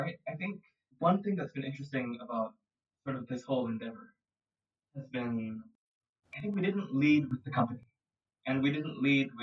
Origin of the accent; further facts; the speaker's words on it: Singapore; I'm from Singapore. I'm born and raised. I'm 26 years old right now. All 26 years I've been based in Singapore